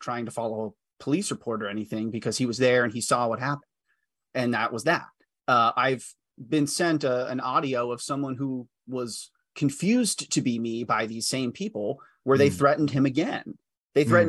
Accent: Grapevine, Texas, United States; my hometown public school board, Grapevine Colleyville

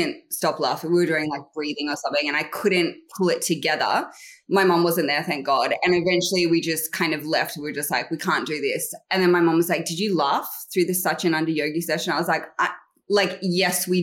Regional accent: Mullumbimby, New South Wales, Australia; I'm from Mullumbimby, which we like to make that really obvious that we're not from Byron Bay

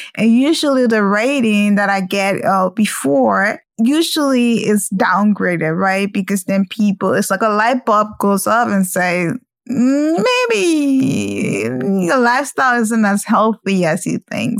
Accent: Liberia; moved away; I'm originally from Liberia

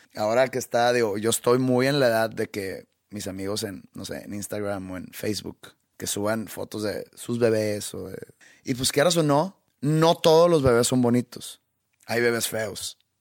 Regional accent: Mexico; Yo siendo mexicano

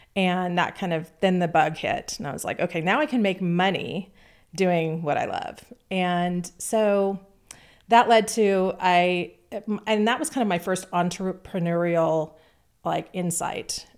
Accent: Orange County, California, United States; now in Nashville, United States; grew up in Orange County, California

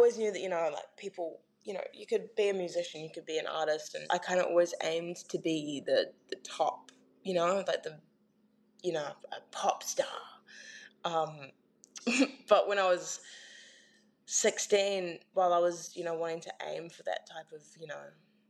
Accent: Clarks Beach, Auckland, New Zealand; I grew up in Clarks Beach, so like South Auckland, like really south.

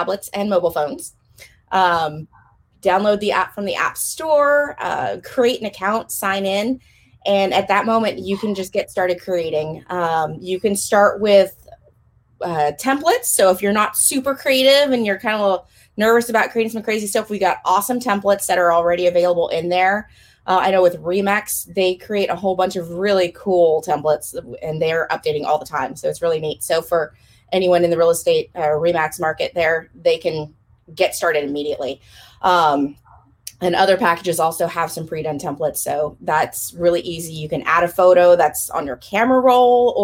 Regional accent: Sacramento, California, United States; now in Jacksonville, North Carolina, United States; I grew up in Capital City, Sacramento, California, and we moved out to little Jacksonville, North Carolina back in 2009

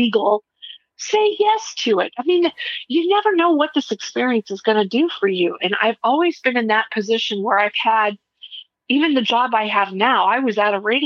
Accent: Mesa, Arizona, United States; I grew up in Mesa

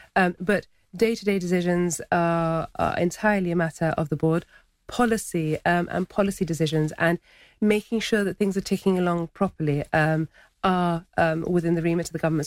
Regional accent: Gibraltar; also born or lived in Laguna (Gibraltar); as soon as Montague Gardens was built, my parents moved into Montague Gardens

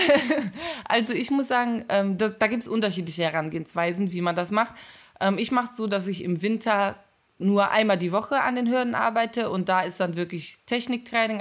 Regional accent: Cologne, North Rhine-Westphalia, Germany; ich komme aus Köln

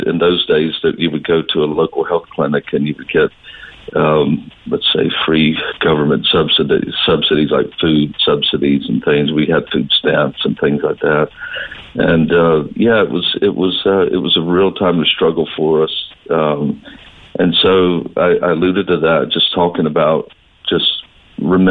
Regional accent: North Florida / Southern Georgia, United States; now in Cork, Ireland; I grew up in a rural southern town

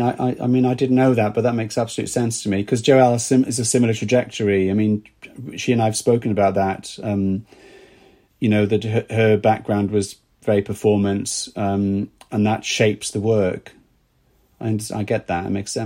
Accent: Wales, United Kingdom; accent: Welsh; now in London, United Kingdom; when I came from Wales to London, and my accent very quickly changed once I was surrounded by people that weren't Welsh.

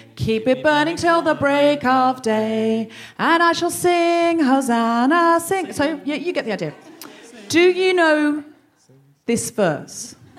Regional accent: Australia; now in London, United Kingdom; I'm from Australia, my whole childhood was basically praying in the bush.

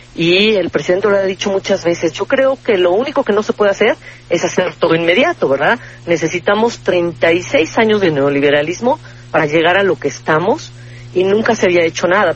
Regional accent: Mexico; todos los que somos mexicanos y vivimos en México

